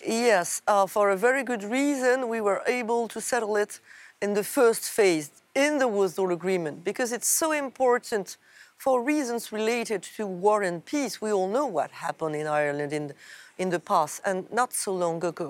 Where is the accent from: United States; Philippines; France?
France; my home country, France